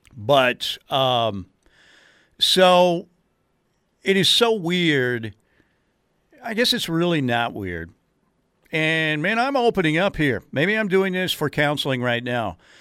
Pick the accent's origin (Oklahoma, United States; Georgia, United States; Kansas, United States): Oklahoma, United States; Norman; having been born and raised in Norman